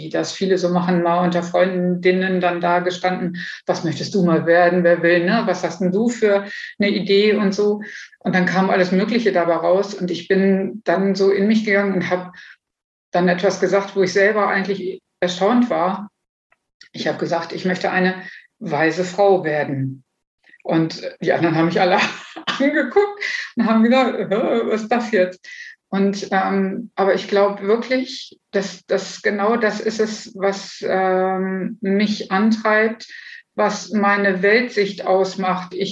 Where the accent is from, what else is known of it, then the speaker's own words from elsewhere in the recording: Bad Pyrmont, Lower Saxony, Germany; born there; Also ähm, geboren wurde ich in Bad Pyrmont und ähm, war schon immer jemand, ich würde jetzt sagen mal Nestflüchter.